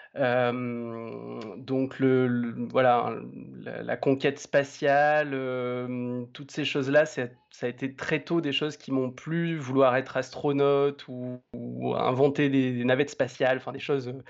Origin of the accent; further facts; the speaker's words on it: Romans-sur-Isère, Auvergne-Rhône-Alpes, France; now in Lyon, France; j'ai euh, grandi euh, donc dans la banlieue de hum, Romans-sur-Isère, qui est donc dans la Drôme